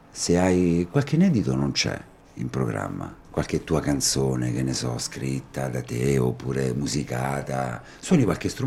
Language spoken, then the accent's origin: Italian; Ascoli Piceno, Marche, Italy; moved away; io sono di Ascoli. Anzi, sono nato in Ascoli, come si dice, non ad ah, Ascoli, Ascoli. in Ascoli. Eh, però manco da un po', insomma, ci rivado ogni tanto